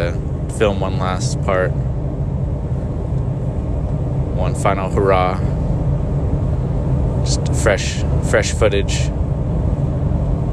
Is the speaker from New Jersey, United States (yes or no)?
no; San Francisco area, California, United States; moved away; I used to skateboard in the West Coast, like in the San Francisco area